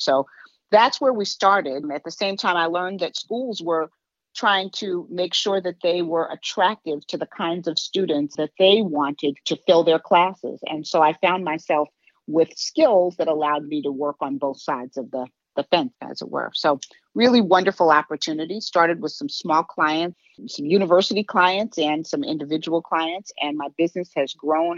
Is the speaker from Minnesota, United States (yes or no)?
no; New York City, New York, United States; moved away as an adult; also born or lived in West Coast; now in Chicago, United States; grew up on the East Coast, originally from New York